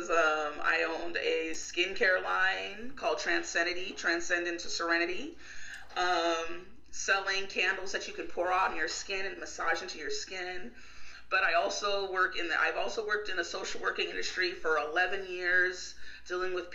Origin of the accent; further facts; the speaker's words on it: California, United States; Yes, I was born in California. I lived in Texas in college.